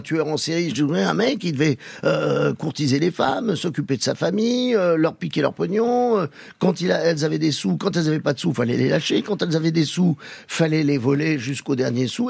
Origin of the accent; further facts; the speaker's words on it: Paris, Île-de-France, France; also born or lived in Algeria; Donc je suis un vrai titi parisien.